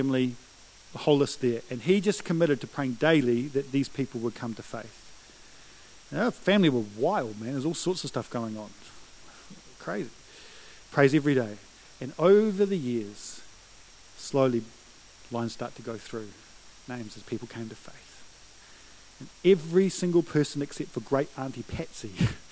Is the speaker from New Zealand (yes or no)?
yes; New Zealand; I'm a Kiwi bloke who believes in the power of prayer